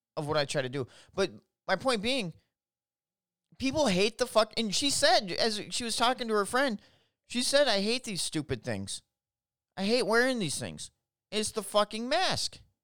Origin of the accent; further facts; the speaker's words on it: Minneapolis, Minnesota, United States; I'm from Minnesota. I'm from the Twin Cities, which sucks.